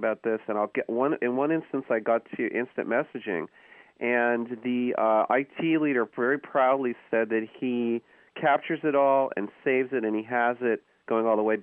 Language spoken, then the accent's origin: English; New York, United States; moved away as an adult; now in California, United States; I grew up in New York, where subtlety is not really rewarded, but I've been in California almost 20 years